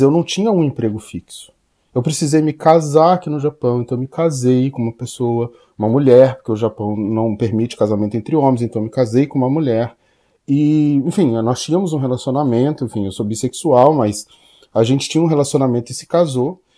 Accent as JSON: {"language": "Portuguese", "country": "Brazil", "moved": "yes", "lives_now": "Japan", "said": "o meu background como brasileiro era essencial"}